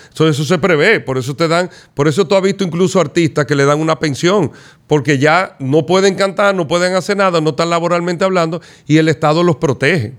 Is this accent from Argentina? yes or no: no; Dominican Republic; nosotros como dominicanos